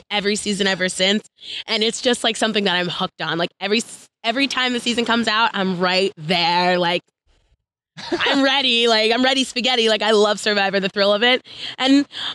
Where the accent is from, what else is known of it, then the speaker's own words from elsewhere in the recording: Long Island, New York, United States; I'm 27, and I'm from Long Island, New York